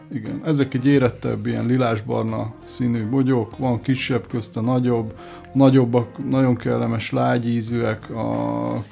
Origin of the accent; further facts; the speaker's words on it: Budapest, Hungary; Már Budapesten születtem, a szüleim Görögországban, és Magyarországon ismerkedtek meg